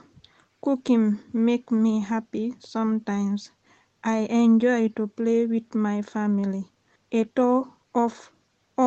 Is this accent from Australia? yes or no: no; Conakry, Guinea; English is a second language; now in Hackney, United Kingdom; I came from Guinea-Conakry